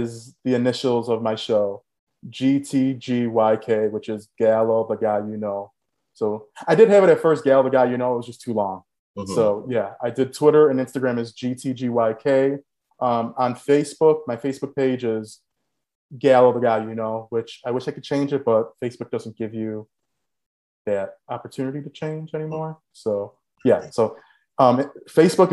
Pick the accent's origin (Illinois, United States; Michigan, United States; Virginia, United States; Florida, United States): Illinois, United States; Chicago; also born or lived in Los Angeles; born and raised in Chicago, we always seen all four seasons